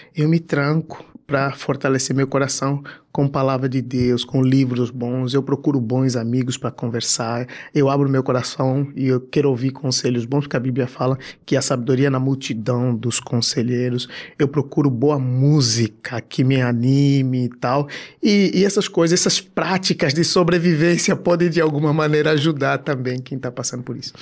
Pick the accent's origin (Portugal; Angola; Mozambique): Angola; now in Brazil; sou um cara, sou africano, de Angola e eu sou um cara que aos 16, 17 anos estava orando à madrugada